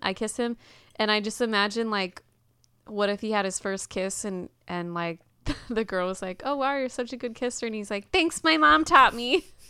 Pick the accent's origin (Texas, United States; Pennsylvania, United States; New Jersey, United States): Texas, United States; Houston; I was born and raised in Houston